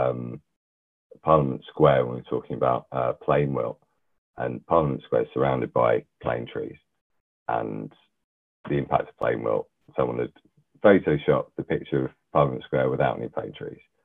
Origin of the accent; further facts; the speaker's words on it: London, United Kingdom; I was born and bred in London, North London.